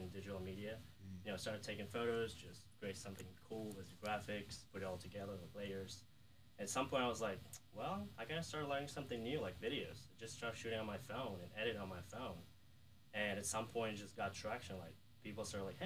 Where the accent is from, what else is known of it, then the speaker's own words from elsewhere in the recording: Kyiv, Ukraine; English is a second language; moved away as an adult; also born or lived in New York; now in Mississippi, United States; I'm from Europe, from Ukraine, Kiev